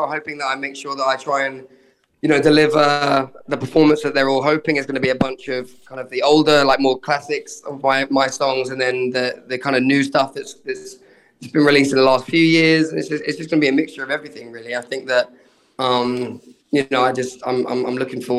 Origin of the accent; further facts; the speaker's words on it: Brighton, South East England, United Kingdom; I grew up in Brighton